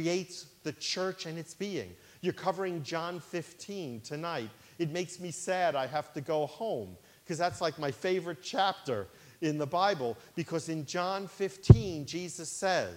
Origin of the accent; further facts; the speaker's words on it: New York City, New York, United States; When I was a child growing up in Brooklyn, New York, I grew up in a Jewish family